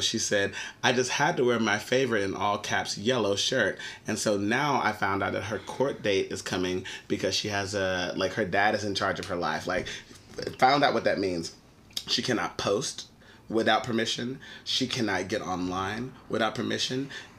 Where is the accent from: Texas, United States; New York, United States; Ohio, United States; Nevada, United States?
Texas, United States; We're all from Texas.